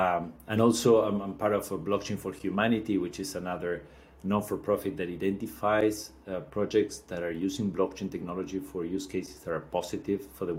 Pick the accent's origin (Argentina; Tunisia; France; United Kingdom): Argentina; So I was born in Argentina, born and raised.